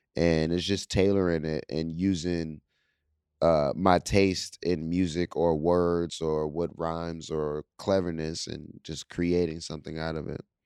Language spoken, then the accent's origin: English; Pittsburgh, Pennsylvania, United States; I'm from Pittsburgh